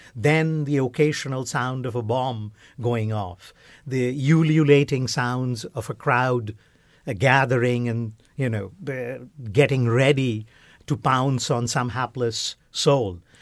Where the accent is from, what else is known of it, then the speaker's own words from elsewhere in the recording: West Bengal, India; moved away; all of us growing up in India, particularly in Bengal, uh, uh, where, uh, I recall as a child